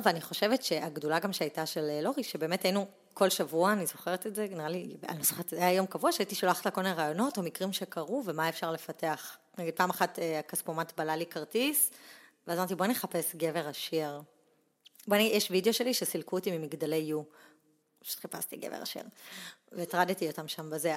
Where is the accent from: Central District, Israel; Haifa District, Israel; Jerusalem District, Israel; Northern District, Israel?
Central District, Israel; Pardesiya; also born or lived in Netanya; נולדתי בנתניה, אבל uh, עברתי... אני חושבת כזה, ביסודי עברנו לפרדסיה